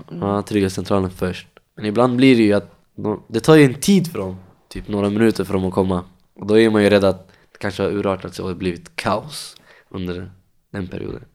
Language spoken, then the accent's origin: Swedish; Stockholm, Stockholm County, Sweden; Jag är uppvuxen i Tensta, bott där i 24 år, hela livet.